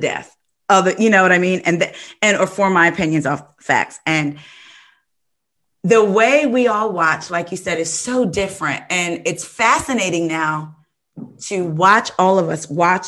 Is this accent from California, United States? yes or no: no; New Jersey, United States; I'm from New Jersey